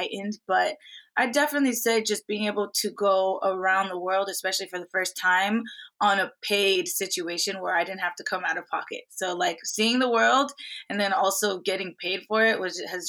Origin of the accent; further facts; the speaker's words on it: Miami, Florida, United States; I grew up in Miami